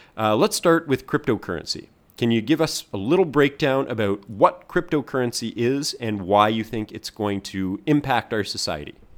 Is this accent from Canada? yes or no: yes; Canada; now in Hong Kong; I am Canadian, but I'm living in Hong Kong